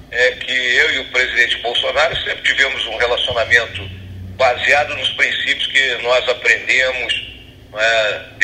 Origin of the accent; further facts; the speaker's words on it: Bagé, Rio Grande do Sul, Brazil; also born or lived in Porto Alegre / Rio de Janeiro; now in Brasília, Brazil; Eu nasci em Porto Alegre, vivi ali em Porto Alegre até os seis anos de idade. Depois fui morar em Bagé, até ir morar no Rio de Janeiro, e posteriormente voltei a morar em Bagé.